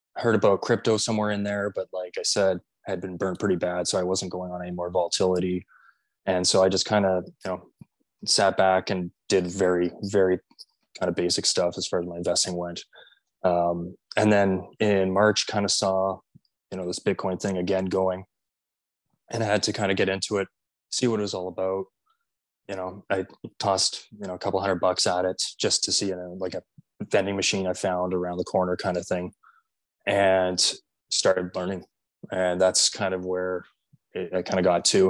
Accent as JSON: {"language": "English", "country": "Canada", "said": "as a Canadian"}